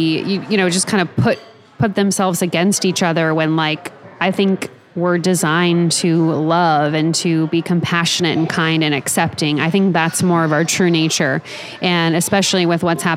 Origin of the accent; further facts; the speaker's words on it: Topeka, Kansas, United States; I'm from Topeka. We'd go to like the same Mexican restaurant like at least three times a week growing up